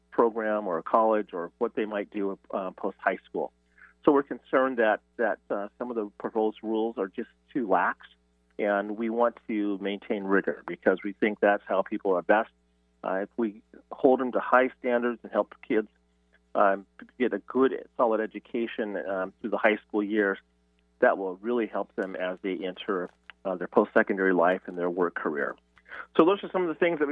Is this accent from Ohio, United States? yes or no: no; Oregon, United States; now in Washington, United States; I'm originally from Oregon